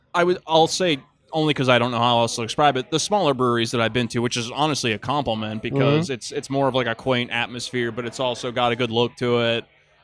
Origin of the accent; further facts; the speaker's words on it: Pittsburgh, Pennsylvania, United States; now in Buffalo, United States; Yeah, or I came from Pittsburgh and that's the exact same.